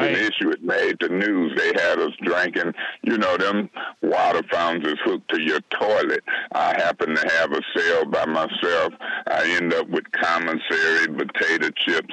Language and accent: English; Flint, Michigan, United States; I was fixing to be the mayor of my hometown